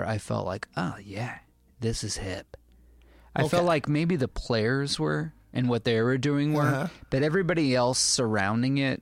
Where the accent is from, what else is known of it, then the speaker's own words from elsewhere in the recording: Champaign, Illinois, United States; I grew up in Champaign.